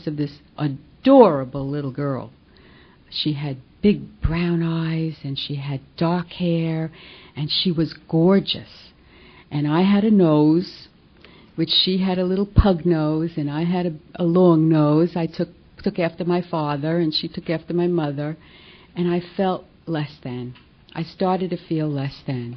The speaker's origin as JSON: {"language": "English", "town": "New York City", "region": "New York", "country": "United States", "tie": "born or raised there", "accent": "New York", "said": "I guess you can guess from my accent that I come from New York. Can take the girl out of New York, but you can't take the accent out of her. And I grew up in Brooklyn"}